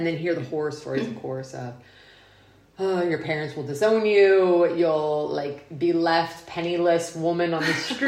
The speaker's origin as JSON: {"language": "English", "region": "Texas", "country": "United States", "moved": "yes", "said": "I'm from Texas"}